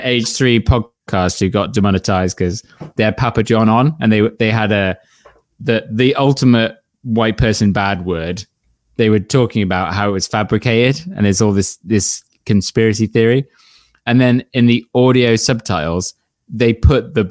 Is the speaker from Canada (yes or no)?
yes; Canada; I'm from Canada